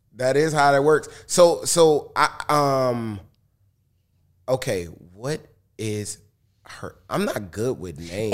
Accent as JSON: {"language": "English", "town": "Detroit", "region": "Michigan", "country": "United States", "said": "I'm from Detroit and I was a rapper in the hip hop shop where … was"}